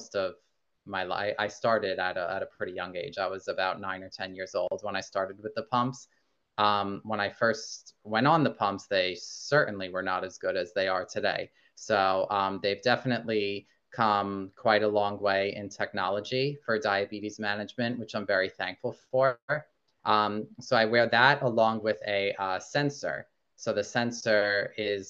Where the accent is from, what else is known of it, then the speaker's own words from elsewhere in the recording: New Hyde Park, New York, United States; now in Roslyn, United States; I was born and raised in New Hyde Park, which is very close to Roslyn. So I've lived in like the Nassau County area my whole life